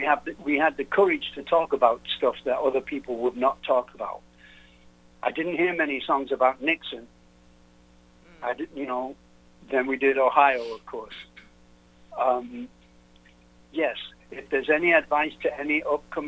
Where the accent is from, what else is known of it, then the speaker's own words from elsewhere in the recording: England, United Kingdom; now in United States; I'm English, of course, so I'm not from here.